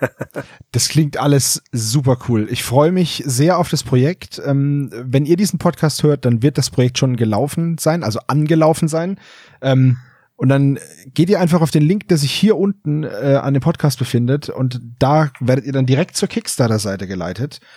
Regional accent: Franconia, Bavaria, Germany; als Franke

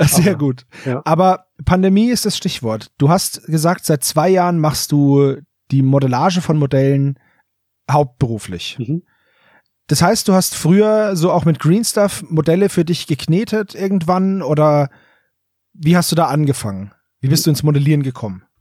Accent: Franconia, Bavaria, Germany; ein Fellow Franconian

